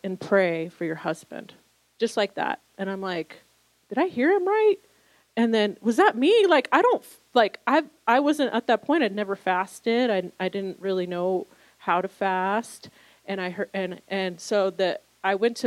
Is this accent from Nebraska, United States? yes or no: no; Southern California, United States; born or raised there; moved away as an adult; also born or lived in New York City